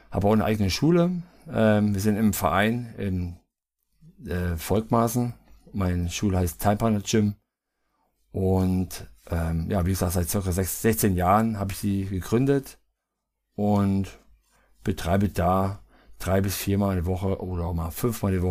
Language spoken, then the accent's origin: German; Naumburg, Hesse, Germany; ähm, bin hier aus gebürtig in Naumburg-Eidenstedt, das ist bei Kreis Kassel.